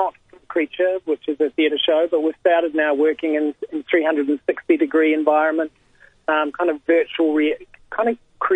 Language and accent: English; New Zealand; now in Australia; me being originally a New Zealander